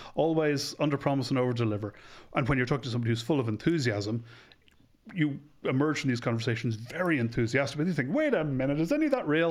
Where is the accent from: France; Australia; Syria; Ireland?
Ireland; Dublin, Leinster; I'm from Ireland. I'm from Dublin. My parents are from the West, but I was born and bred in Dublin.